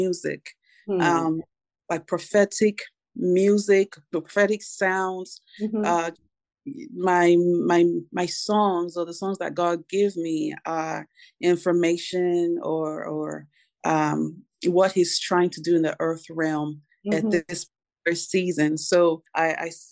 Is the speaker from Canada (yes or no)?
no; Nigeria; now in Nashville, United States; I'm originally from Nigeria. So I'm blessed to be residing currently in the U.S., in the great state of Nashville, Tennessee